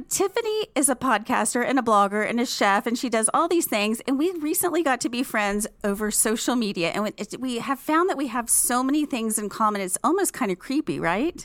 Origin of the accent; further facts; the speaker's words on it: Fort Worth, Texas, United States; moved away as an adult; now in Dallas, United States; I am a native of Fort Worth